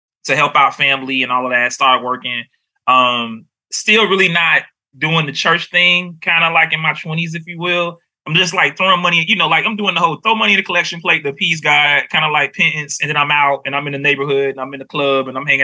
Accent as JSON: {"language": "English", "town": "Miami", "region": "Florida", "country": "United States", "tie": "born or raised there", "moved": "as an adult", "lives_now": "North Carolina, United States", "said": "I'm from Miami, Florida"}